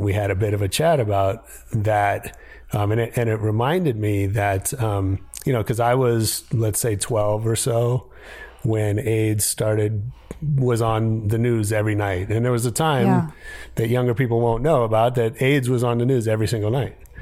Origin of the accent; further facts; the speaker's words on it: San Francisco, California, United States; also born or lived in Ohio; I grew up in San Francisco. Um, right. I was actually born in Ohio, but I, I tell people I'm from San Francisco because I got there when I was four